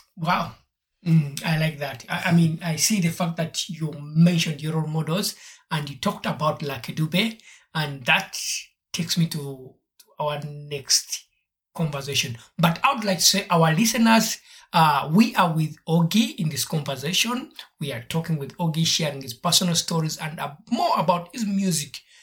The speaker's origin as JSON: {"language": "English", "country": "Uganda", "tie": "born or raised there", "said": "I grew up in Uganda"}